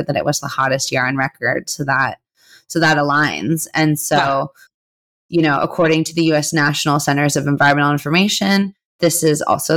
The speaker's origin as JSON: {"language": "English", "region": "California", "country": "United States", "tie": "born or raised there", "said": "my home state"}